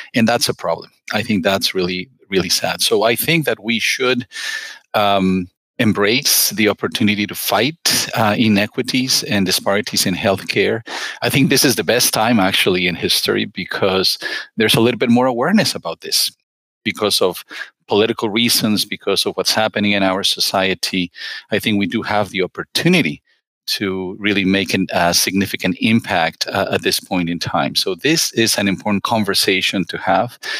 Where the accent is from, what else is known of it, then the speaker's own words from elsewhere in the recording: Mexico; moved away; I'm originally from Mexico